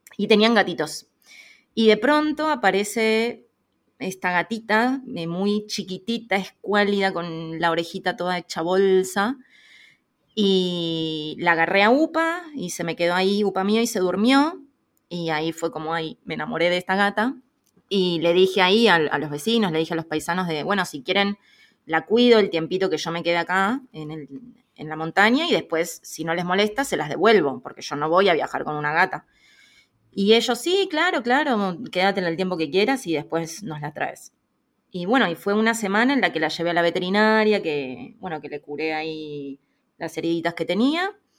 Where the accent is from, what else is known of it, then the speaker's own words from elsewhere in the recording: Buenos Aires, Argentina; moved away as an adult; soy de Argentina, de Buenos Aires